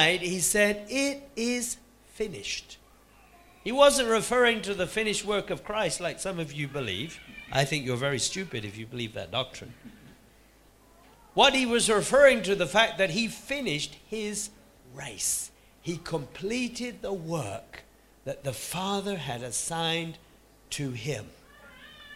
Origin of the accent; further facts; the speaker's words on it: United Kingdom; here we are in our little country